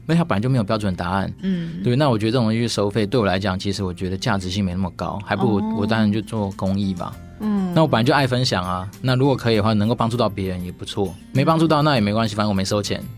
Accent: China; 哦，你也知道，我们中国人还是有一些很奇怪的美德。

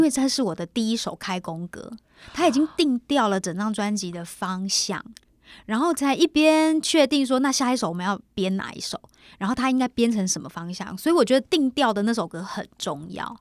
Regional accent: Kaohsiung, Taiwan; now in Taipei, Taiwan; 回到高雄，因为毕竟在高雄长大，然后虽然说现在在台北也住了那么久

